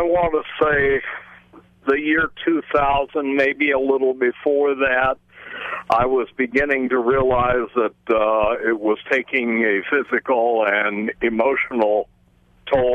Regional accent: Kansas City, Missouri, United States; I was born and raised in and around the Kansas City, Missouri area.

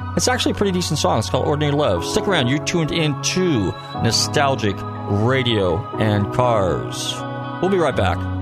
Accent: Marin County, Northern California, United States; I'm from Northern California, I'm from Marin County

